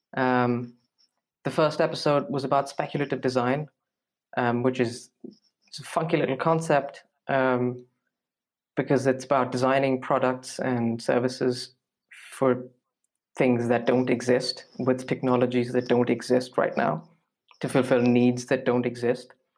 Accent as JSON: {"language": "English", "country": "India", "moved": "as an adult", "lives_now": "Munich, Germany", "said": "I'm from India, um, and I am in Munich right now"}